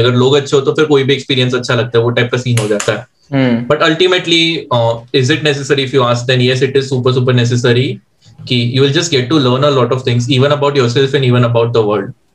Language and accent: Hindi; Chandigarh, India; मैं भी चंडीगढ़ से हूँ